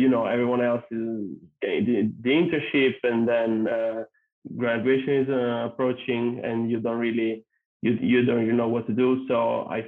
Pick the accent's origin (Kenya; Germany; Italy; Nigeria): Italy; a small town in northern Italy; accent: thick Italian accent; English is a second language; moved away as an adult; also born or lived in United States; So I'm originally Italian, as you can probably tell from my thick accent, and I'm from a small town in northern Italy.